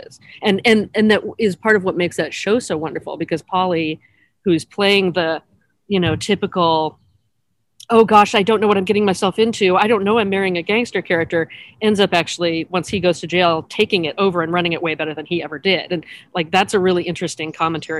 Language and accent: English; California, United States; also born or lived in Oregon / Pasadena / Bay Area; I've been raised in California